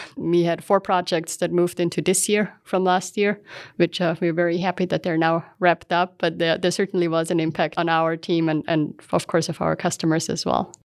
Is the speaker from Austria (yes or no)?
yes; Aflenz, Styria, Austria; moved away as an adult; also born or lived in California, United States; now in Utah, United States; I grew up in a small town called Aflans in, in Austria.